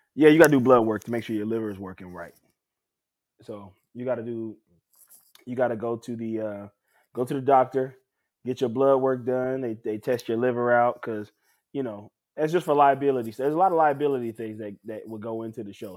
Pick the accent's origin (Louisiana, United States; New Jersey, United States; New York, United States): Louisiana, United States; New Orleans; my hometown